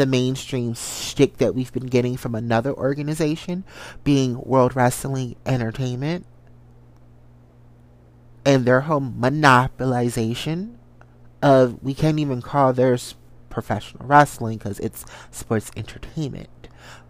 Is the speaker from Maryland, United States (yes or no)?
yes; Salisbury, Maryland, United States; also born or lived in Washington, D.C.; I am from a good old country part of Maryland that a lot of people don't know. I'm from Salisbury, Maryland, the country, backwoods, you know. Shout out to the 410. From there, lived in the D.C. metropolitan area for majority of my life.